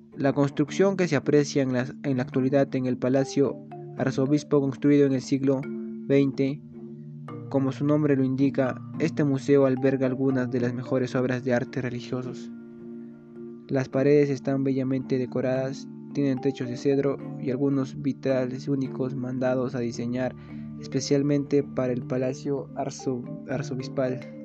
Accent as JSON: {"language": "Spanish", "town": "Livitaca", "region": "Cusco", "country": "Peru", "said": "Yo realmente soy de Cusco, pero no de Cusco mismo. Mm, yo estoy en Chumbivilcas, en un pueblo llamado Libitaca."}